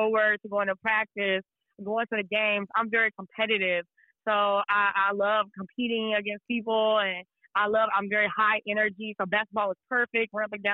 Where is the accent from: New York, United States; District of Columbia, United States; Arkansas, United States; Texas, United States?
Texas, United States; Dallas; moved away as an adult; also born or lived in Las Vegas, Nevada; now in Los Angeles, United States; I'm born and raised in Dallas, Texas. That's where I grew up at. I'm a Texas girl all the way through